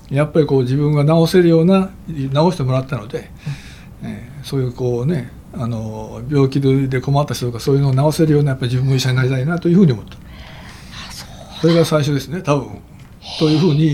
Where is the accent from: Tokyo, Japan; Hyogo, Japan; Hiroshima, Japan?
Hiroshima, Japan; Fukuyama; もうあの僕はあの田舎だったので、えー、芦田町と田舎ので生まれ育ったので、えー、芦田町というのはね、えー、中学の頃まで、えー、町の町の中にあの交通信号機もないというそういう田舎だったんです。